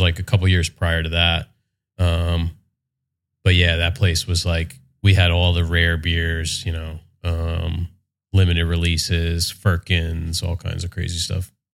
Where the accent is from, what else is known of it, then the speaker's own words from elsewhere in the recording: West Windsor, New Jersey, United States; moved away as an adult; now in Monmouth County, United States; I grew up in Mercer County, okay. um, out in West Windsor, Princeton kind of mm-hmm. area